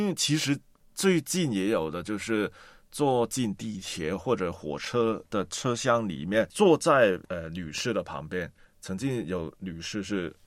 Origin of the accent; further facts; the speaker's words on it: Hong Kong; 我也是在香港出生啊，但是呢，我的妈妈呢，是一个中国家上印度的混血儿